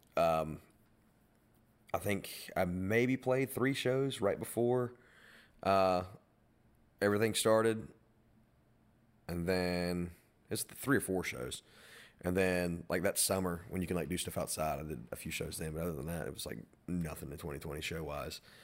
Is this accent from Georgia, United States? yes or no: no; Madison, North Carolina, United States; I'm from Moreland Cove and, like, the Madison area